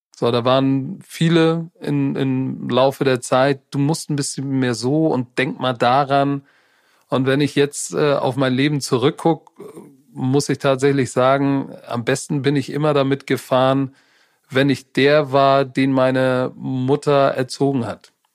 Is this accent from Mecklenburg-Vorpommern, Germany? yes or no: no; Hamburg, Germany; wir in derselben Stadt groß geworden sind